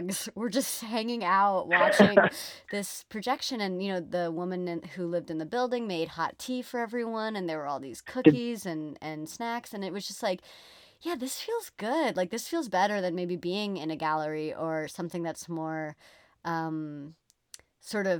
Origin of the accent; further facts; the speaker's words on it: United States; I'm from the United States